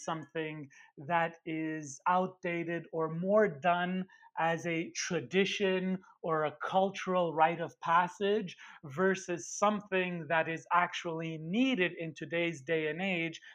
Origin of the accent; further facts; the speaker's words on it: Montreal, Quebec, Canada; I'm Italian from Montreal, coming from an immigrant family.